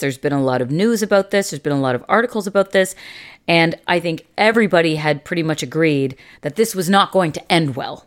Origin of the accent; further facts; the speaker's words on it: Canada; as a Canadian society